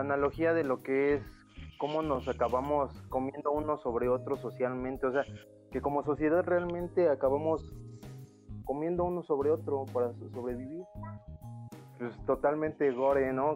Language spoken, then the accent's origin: Spanish; Mexico; yo soy mexicano